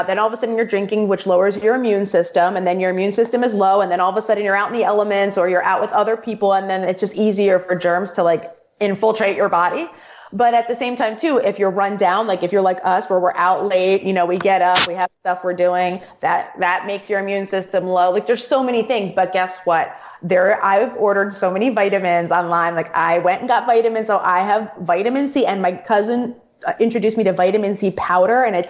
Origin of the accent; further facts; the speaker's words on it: Atlantic City, New Jersey, United States; I'm from Atlantic City. I know, right? Well, I was born in Atlantic City.